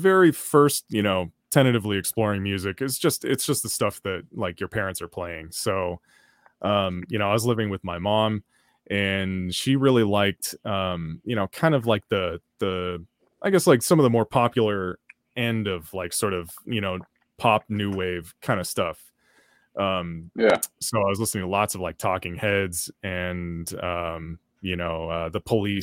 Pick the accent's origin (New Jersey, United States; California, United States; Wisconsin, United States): California, United States; Oakland; if you grow up in Oakland